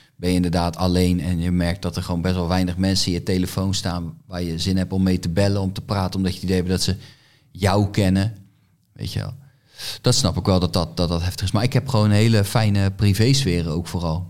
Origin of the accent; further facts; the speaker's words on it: Groningen, Netherlands; bij ons in Groningen